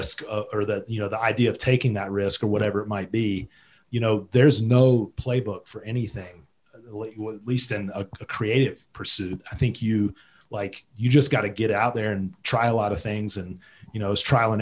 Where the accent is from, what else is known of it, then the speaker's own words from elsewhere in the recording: North Carolina, United States; moved away as an adult; now in Jackson, United States; I'm from North Carolina. I grew up on near the coast.